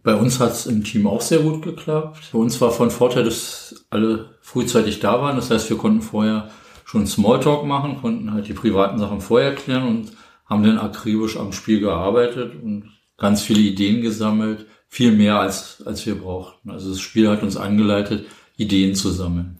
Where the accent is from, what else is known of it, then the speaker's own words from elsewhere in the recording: Berlin, Germany; bin gebürtig aus Berlin